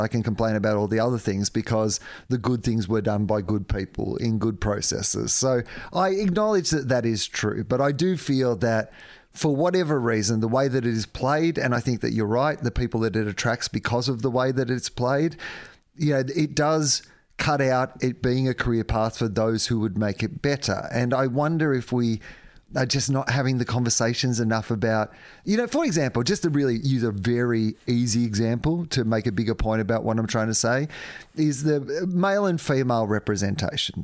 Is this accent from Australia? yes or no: yes; Australia; as an Australian public